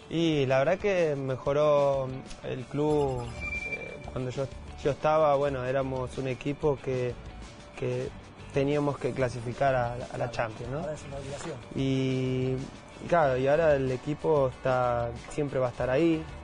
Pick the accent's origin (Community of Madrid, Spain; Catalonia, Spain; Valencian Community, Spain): Community of Madrid, Spain; Madrid; born there; entonces ya él sabe que yo nací en Madrid